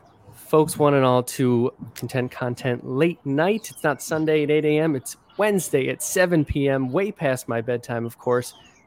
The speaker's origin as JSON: {"language": "English", "town": "Albany", "region": "New York", "country": "United States", "said": "I'm from Albany, New York."}